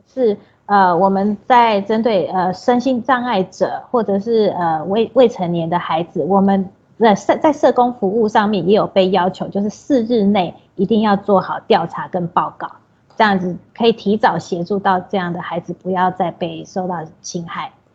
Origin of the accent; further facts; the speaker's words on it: Taipei, Taiwan; moved away as an adult; now in Yilan, Taiwan; 我本身是台北人， 但是因为结婚，然后这边的好山好水也把我留下来了。对， 然后， 呃， 现在在宜兰立新基金会来做社工师的工作